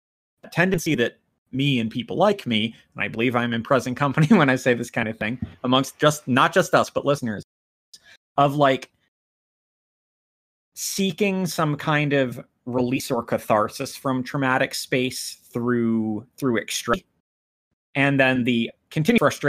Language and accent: English; United States; as an American